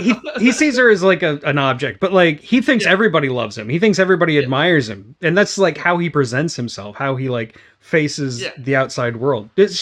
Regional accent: United States; I'm an American

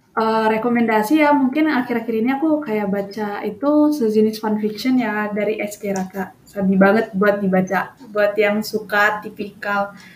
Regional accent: North Sumatra, Indonesia; moved away as an adult; now in Solo, Indonesia; aku tuh asalnya dari Sumatera Utara

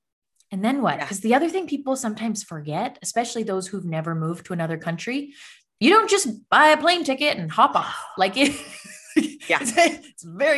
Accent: Canada; I am from Canada, as you know, but I am from literally the most southern point of Canada. We are technically the same latitude as Northern California, like the way we technically the very, very top of California.

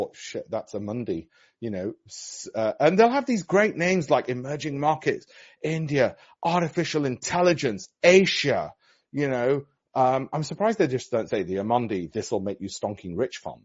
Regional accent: Yorkshire and the Humber, United Kingdom; I'm from Yorkshire, lunch or what we call dinner up north

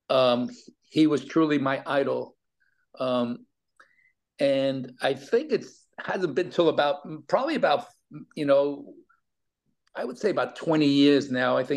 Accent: New York City, New York, United States; I was an all city baseball player in New York City

